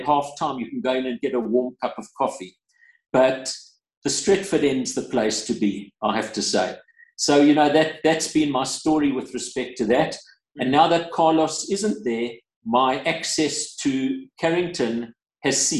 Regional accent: South Africa; I was from South Africa

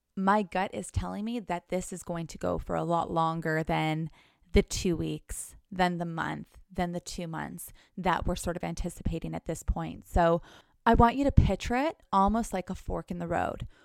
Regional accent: Thunder Bay, Ontario, Canada; now in Los Angeles, United States; go back home to Canada go to my little small town, Thunder Bay

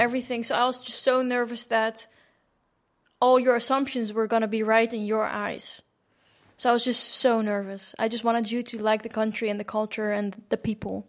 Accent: Netherlands; I grew up in the Netherlands.

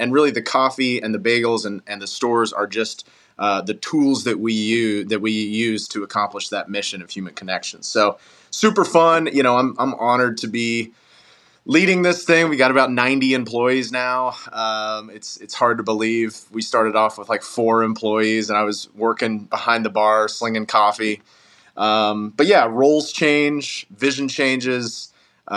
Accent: Knoxville, Tennessee, United States; also born or lived in Asheville, North Carolina; I was born in Asheville, North Carolina, but Knoxville, Tennessee is home. Moved here when I was 5 years old

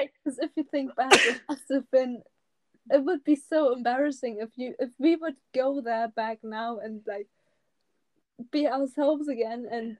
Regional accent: Germany; English is a second language; And we pretended to talk English as if we're not from Germany

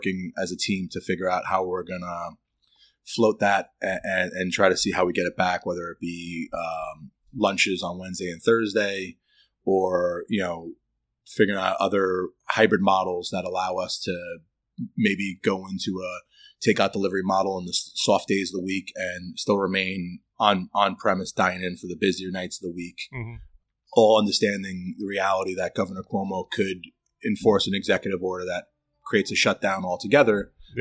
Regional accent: New York City, New York, United States; moved away as an adult; now in Troy, United States; I was born and raised in Brooklyn, New York

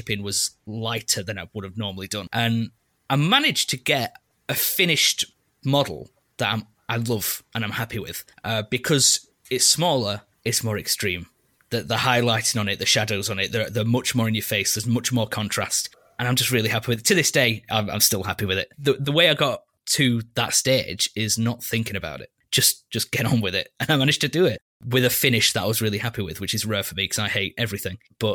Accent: England, United Kingdom; being an Englishman

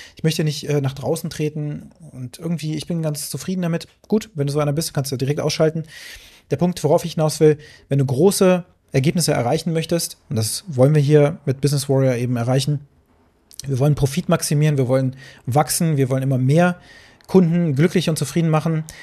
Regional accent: Braunschweig, Lower Saxony, Germany; so war das hier in, in Braunschweig. Meine Mutter hat mich da mal einkaufen geschickt

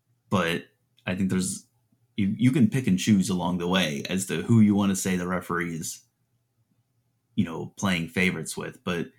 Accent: Midwest, United States; I'm a Midwesterner.

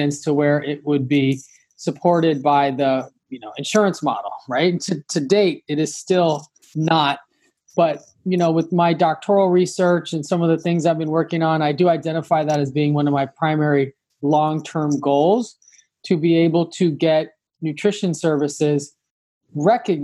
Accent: Los Angeles, California, United States; I am from Los Angeles originally. So, you know, growing up

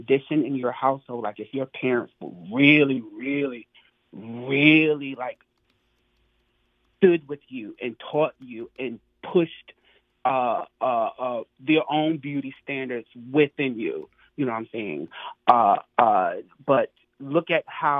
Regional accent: North Carolina, United States; moved away as an adult; now in New York, United States; I'm from North Carolina, but I've been living in New York for the past 10 years or so.

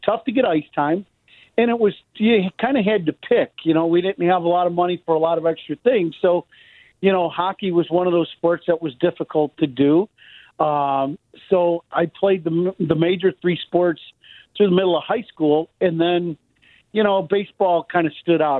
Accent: Chicago, Illinois, United States; growing up in Chicago, uh, my dad was a big sports fan

